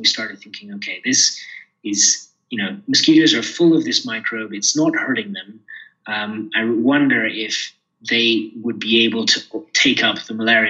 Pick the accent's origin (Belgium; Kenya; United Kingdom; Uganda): Kenya; I grew up here in Kenya